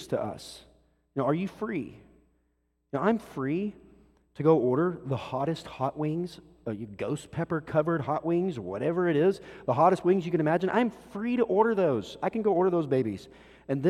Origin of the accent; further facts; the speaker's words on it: Texas, United States; I'm a Texan